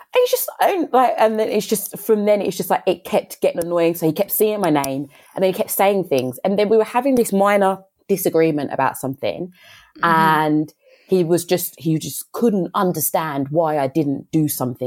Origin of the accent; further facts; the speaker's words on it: London, United Kingdom; growing up in London